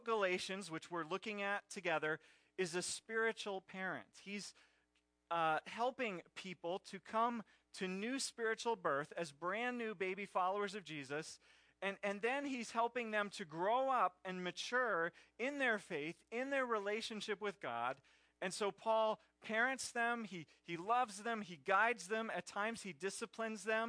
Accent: Pennsylvania, United States; I grew up in Pennsylvania in Phillies country

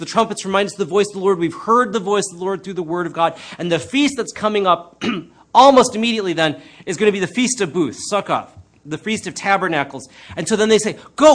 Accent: United States; I'm Chinese American

